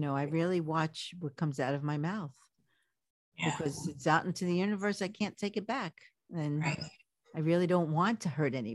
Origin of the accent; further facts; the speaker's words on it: New York City, New York, United States; I was born and raised in Brooklyn in the projects